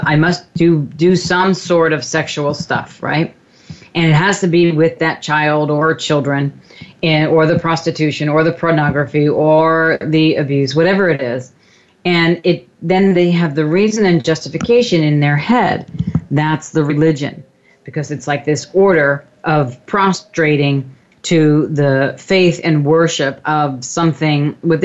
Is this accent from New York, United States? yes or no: yes; Long Island, New York, United States; also born or lived in Brooklyn, New York; we moved out from Brooklyn to Long Island